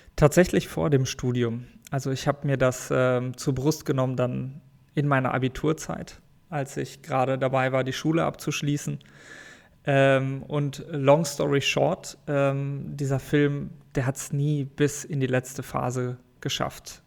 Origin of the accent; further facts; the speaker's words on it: Sauerland, North Rhine-Westphalia, Germany; also born or lived in Paderborn; Ursprünglich komme ich aus dem Sauerland. Mhm. Tatsächlich. Dort bin ich in einem kleinen Dorf